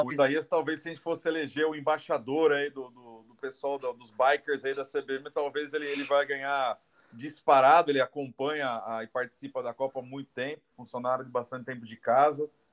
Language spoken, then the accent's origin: Portuguese; Jundiaí, São Paulo, Brazil; accent: R puxado (caipira); aqui no interior de São Paulo, eu sou de Jundiaí, né? Meu R puxado.